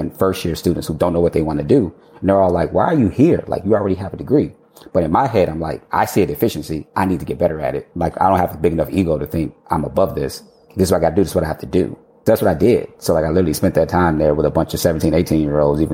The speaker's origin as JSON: {"language": "English", "country": "United States", "said": "I'm American"}